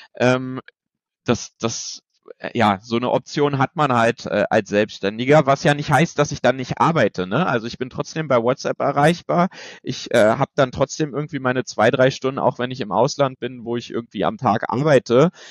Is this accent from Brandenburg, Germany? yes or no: yes; Bernau, north of Berlin, Brandenburg, Germany; das war in Bernau, das ist hier äh, nördlich von Berlin, ähm, auch die Ecke, wo ich herkomme